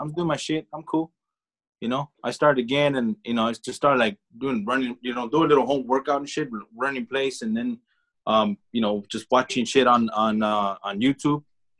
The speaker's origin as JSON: {"language": "English", "town": "Los Angeles", "region": "California", "country": "United States", "tie": "born or raised there", "said": "I grew up in the, believe it or not, man, back then, I grew up in the Echo Park area. Back then. You know, when it was fucking hood."}